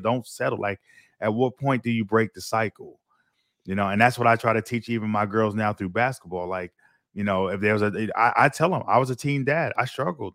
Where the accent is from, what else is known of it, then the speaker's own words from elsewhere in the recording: New York City, New York, United States; moved away as an adult; now in Florida, United States; my experience growing up Brooklyn